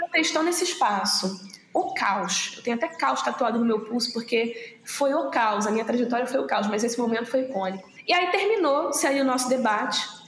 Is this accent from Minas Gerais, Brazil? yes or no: no; Rio de Janeiro, Brazil; eu cresci em Auma, né, que é o subúrbio do Rio de Janeiro